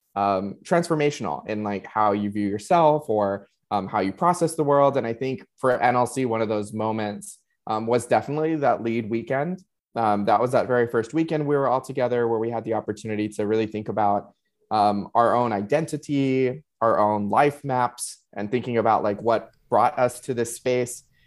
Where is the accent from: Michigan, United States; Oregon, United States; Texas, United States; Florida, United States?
Texas, United States; Laredo; moved away as an adult; now in San Antonio, United States; I originally was um, born and raised in Laredo and surrounding communities